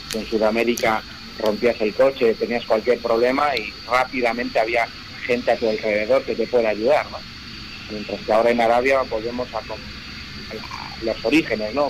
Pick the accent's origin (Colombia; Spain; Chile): Spain; Madrid, Community of Madrid; somos tres pilotos de Madrid